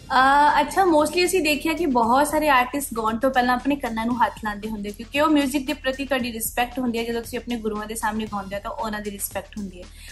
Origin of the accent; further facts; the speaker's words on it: Jammu, Jammu and Kashmir, India; ਮੈਂ ਜੰਮੂ ਤੋਂ ਆ ਔਰ ਜੰਮੂ ਤੋਂ ਆ ਕੇ ਇਸ ਇੰਡਸਟਰੀ ਦੇ ਵਿੱਚ ਆਪਣਾ ਨਾਮ ਬਣਾਉਣਾ